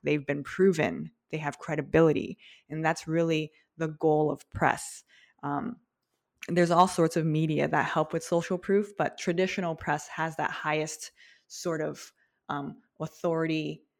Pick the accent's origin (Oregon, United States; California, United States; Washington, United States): California, United States; outside Los Angeles, Southern; I grew up in SoCal, a little bit in, like, a suburb, a little bit outside of L